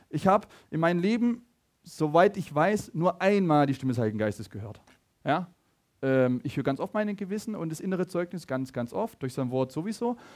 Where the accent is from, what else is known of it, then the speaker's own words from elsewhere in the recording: Laupheim, Baden-Württemberg, Germany; ich komme aus Laubheim, er auch, ja, live on mit Laubheim heute